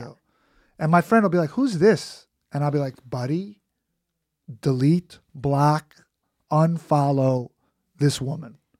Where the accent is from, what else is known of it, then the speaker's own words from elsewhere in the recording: New York City, New York, United States; I'm from Queens